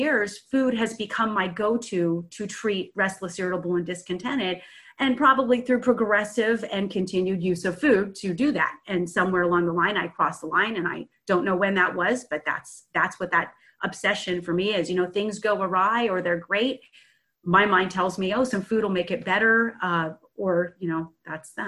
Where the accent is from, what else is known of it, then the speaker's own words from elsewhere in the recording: San Francisco Bay Area, California, United States; I'm from the San Francisco Bay Area.